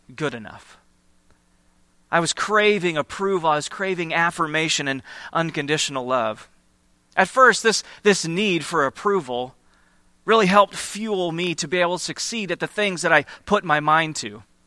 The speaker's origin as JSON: {"language": "English", "region": "Iowa", "country": "United States", "tie": "born or raised there", "moved": "yes", "said": "I grew up in Iowa, just, just a few hours from here in the Cedar Rapids and Iowa City area"}